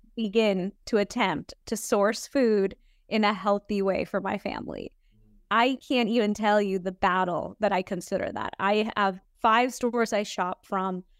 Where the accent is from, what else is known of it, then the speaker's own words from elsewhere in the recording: Houston, Texas, United States; I was born in Houston, Texas